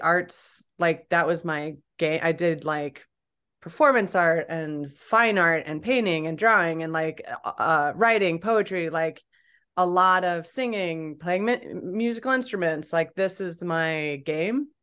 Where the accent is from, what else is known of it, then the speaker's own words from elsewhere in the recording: Champaign, Illinois, United States; I grew up in Illinois, Champaign Urbana, Illinois